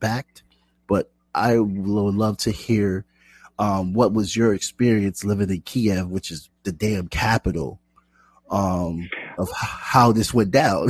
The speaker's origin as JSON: {"language": "English", "country": "United States", "said": "I'm American, so forgive me."}